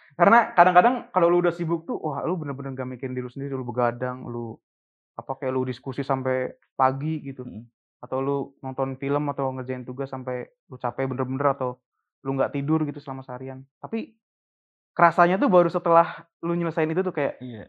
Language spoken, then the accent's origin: Indonesian; Cirebon, West Java, Indonesia; moved away as an adult; also born or lived in Jakarta; gue orang Cirebon